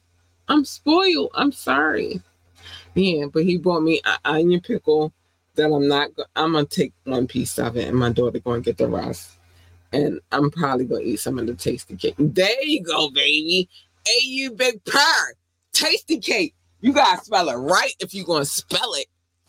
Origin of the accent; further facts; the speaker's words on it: Baltimore, Maryland, United States; I was growing up in Baltimore, I had to pick a side.